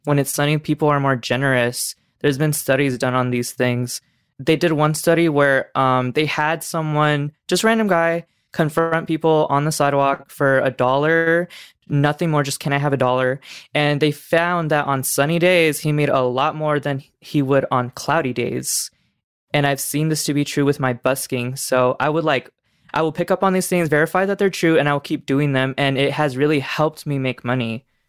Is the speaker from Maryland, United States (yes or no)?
no; Las Vegas, Nevada, United States; I'm back in Vegas, my hometown